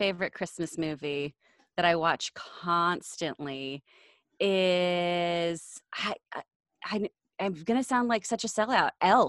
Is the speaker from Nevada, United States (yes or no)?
no; Texas, United States; now in Los Angeles, United States; So I'm from Texas.